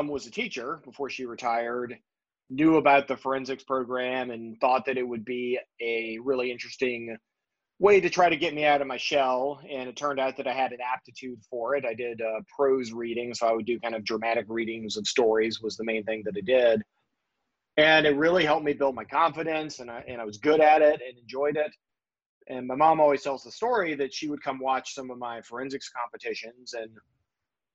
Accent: Lunenburg County, Virginia, United States; I grew up in Lunenburg County, Virginia

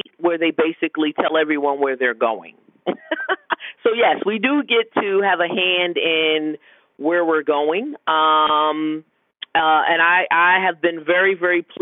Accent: Connecticut, United States; moved away as an adult; also born or lived in Yokosuka, Japan; now in Washington, D.C., United States; as a little girl, growing up in Connecticut

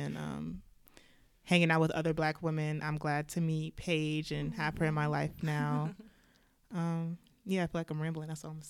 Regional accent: Chicago, Illinois, United States; also born or lived in Atlanta; From Chicago and Atlanta.

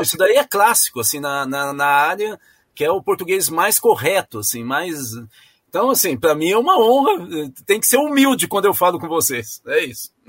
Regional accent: São Paulo, Brazil; moved away; Eu nasci em São Paulo

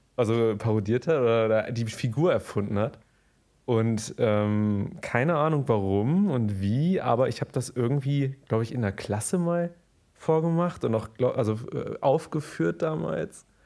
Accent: Germany; ich bin Deutscher

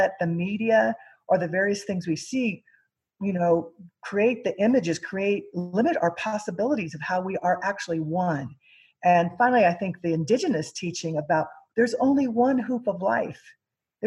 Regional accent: Missouri, United States; I grew up in Missouri, and I'm Mexican American and Native American Aztec is my tribe

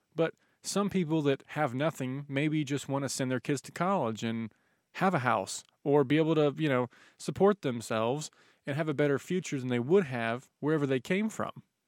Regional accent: United States; we were both born here

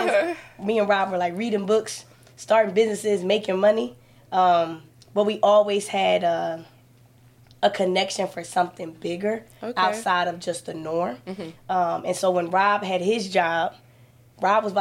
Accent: Philadelphia, Pennsylvania, United States; now in Atlanta, United States; So I am from Philadelphia.

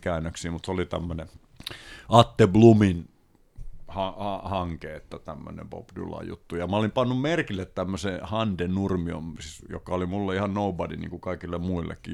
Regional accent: Paimio, Southwest Finland, Finland; moved away as an adult; me ollaan Paimiosta kotosi

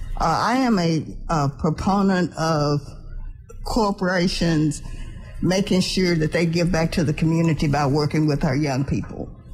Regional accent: Dallas, Texas, United States; I grew up here in Dallas

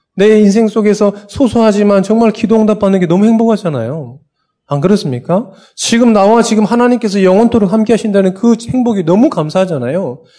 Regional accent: Sinan, South Jeolla, South Korea; also born or lived in Bucheon, South Korea; now in Seoul, South Korea; 저도 어렸을 때 유배 갔잖아요. 전라남도 신안군 도초면 이곡 상리.

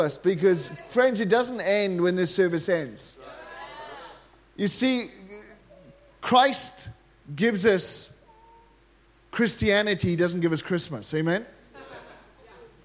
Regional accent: Wales, United Kingdom; I'm actually from Wales.

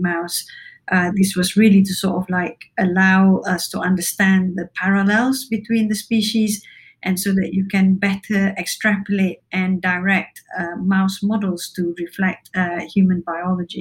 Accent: Malaysia; moved away as an adult; also born or lived in Cambridge, United Kingdom; now in Newcastle, United Kingdom; I spent the early years of my life growing up in Malaysia and then came to the UK to study medicine.

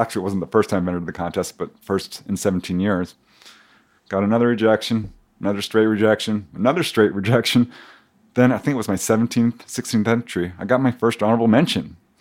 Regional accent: Topanga Canyon, California, United States; this guy from Topanga Canyon

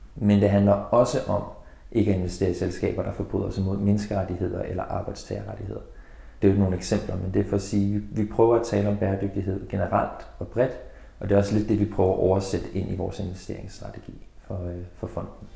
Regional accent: Denmark

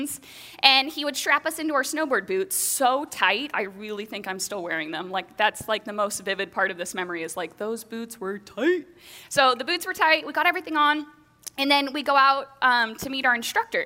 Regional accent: Bellingham, Washington, United States; So I grew up here in the Pacific Northwest, here in Bellingham.

